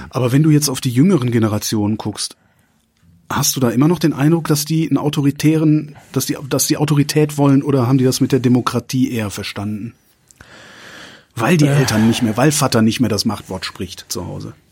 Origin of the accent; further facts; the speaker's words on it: East Germany, Germany; Ich bin im Osten aufgewachsen